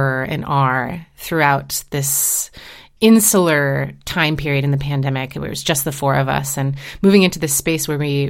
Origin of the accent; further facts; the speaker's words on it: Seattle, Washington, United States; moved away; I grew up in Seattle and, you know, went to Roosevelt High School